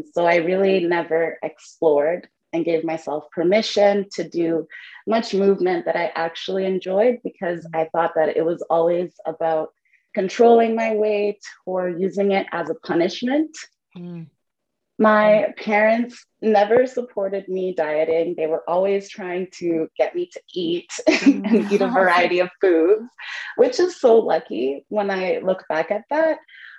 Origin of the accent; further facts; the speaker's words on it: Canada; So I am a Canadian non-diet nutritionist, Zumba instructor, and an entrepreneur.